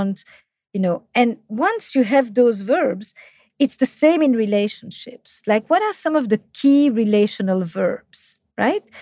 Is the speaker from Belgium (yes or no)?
yes; Flemish part of Belgium, Flanders, Belgium; accent: French; English is a second language; now in United States; I'm from the Flemish part of Belgium, despite my French accent in English